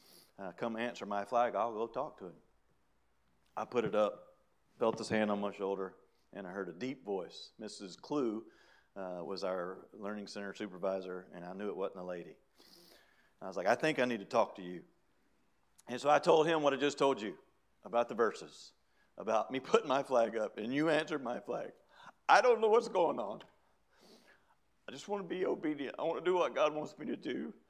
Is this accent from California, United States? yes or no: no; Hickory Flat, Georgia, United States; I grew up in Hickory Flat, Georgia.